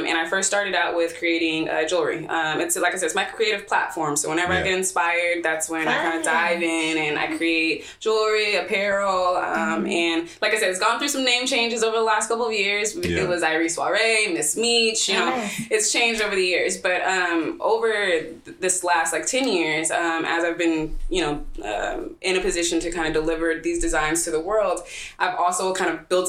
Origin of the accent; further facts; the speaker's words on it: Seaside, California, United States; I'm originally from Seaside, right?